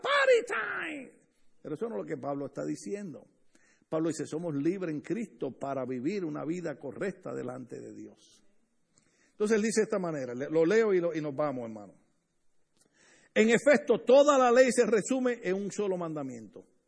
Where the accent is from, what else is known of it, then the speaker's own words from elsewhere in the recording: Puerto Rico; now in Los Angeles area, United States; casi toda la familia, en mi país casi toda la familia